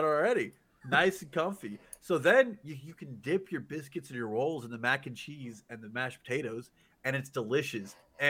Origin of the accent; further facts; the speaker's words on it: Kansas, United States; No, we're born and raised in Kansas.